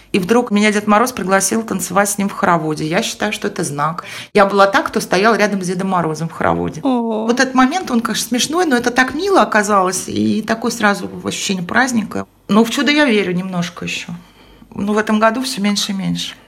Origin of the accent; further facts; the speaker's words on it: Estonia; moved away; also born or lived in Moscow; я в детстве жила в Эстонии